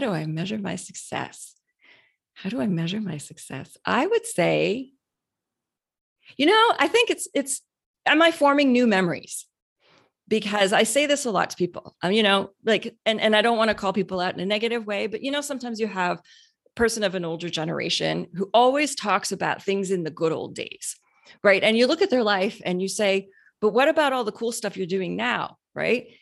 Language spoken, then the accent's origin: English; Canada; now in Houston, United States; I grew up in Canada